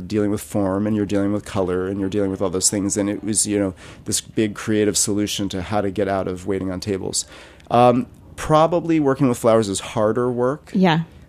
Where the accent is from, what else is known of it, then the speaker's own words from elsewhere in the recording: New Jersey, United States; also born or lived in Rhode Island; I grew up in New Jersey.